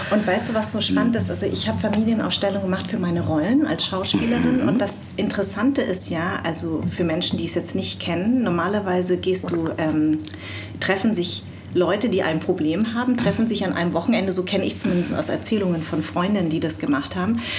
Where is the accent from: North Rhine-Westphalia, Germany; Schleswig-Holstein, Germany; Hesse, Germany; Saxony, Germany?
Hesse, Germany; Darmstadt; born or raised there